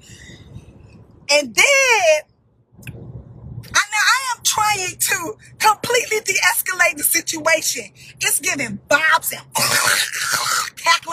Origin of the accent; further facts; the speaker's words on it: Baltimore, Maryland, United States; I'm from Baltimore